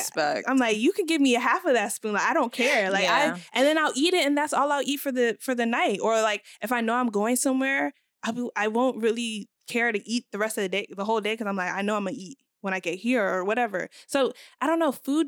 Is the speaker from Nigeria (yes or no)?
yes; Nigeria; in terms of, like, how I view myself as a Nigerian woman, since I don't cook, I don't know much about Nigerian foods.